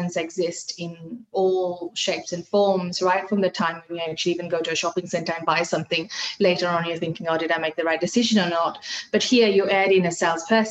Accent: Fiji; first language Hindi; English is a second language; now in Australia; I come from Fiji Islands

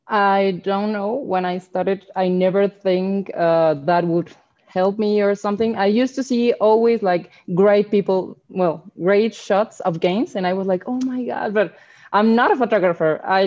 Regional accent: Guadalajara, Jalisco, Mexico; first language Spanish; English is a second language; I'm from Guadalajara in Jalisco. You know, mariachi tequila is from here.

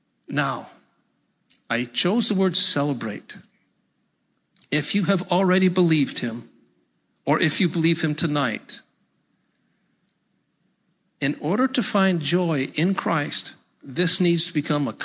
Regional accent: New York, United States; Hey, in my opinion, I'm from Central New York, and we just speak plain English there. I got no accent.

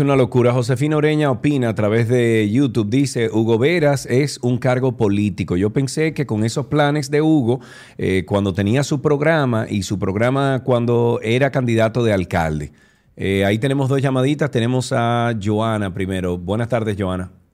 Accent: Dominican Republic; nosotros, República Dominicana y los dominicanos

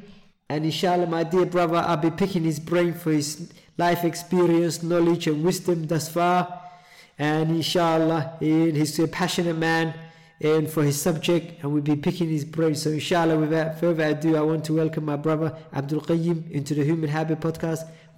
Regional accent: London, United Kingdom; born or raised there; moved away as an adult; also born or lived in Somalia; now in Sheffield, United Kingdom

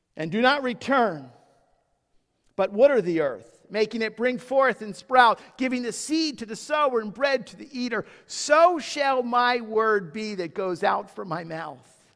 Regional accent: United States; you and I have been blessed to be raised in a country that has been founded upon Judeo-Christian principles

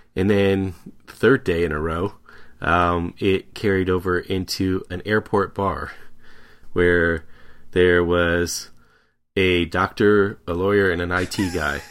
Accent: Tampa, Florida, United States; also born or lived in Detroit metro area, Michigan; now in Washington, D.C. area, United States; We're both originally from the Detroit metro area, and I predominantly grew up in the Tampa Bay area of Florida

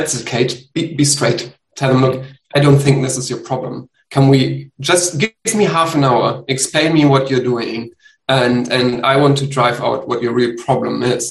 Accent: Germany; I'm from Germany.

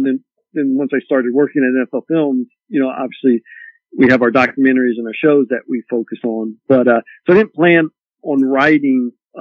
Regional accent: Columbus, Ohio, United States; I grew up in Columbus

